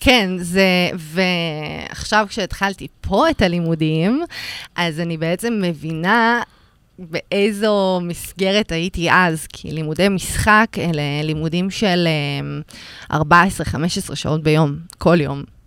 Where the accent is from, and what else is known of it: Rishon LeZion, Central District, Israel; born or raised there